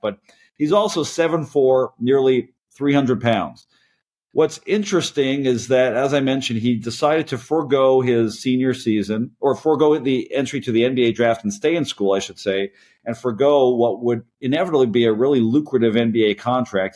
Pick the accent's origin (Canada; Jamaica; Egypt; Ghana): Canada; now in United States; as a Canadian myself, as a Canadian immigrant to the United States